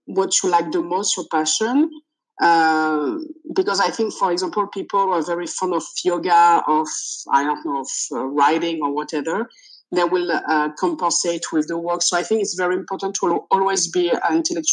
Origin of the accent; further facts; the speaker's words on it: France; first language French; English is a second language; I'm French, so it's my native language, but I started learning English when I was three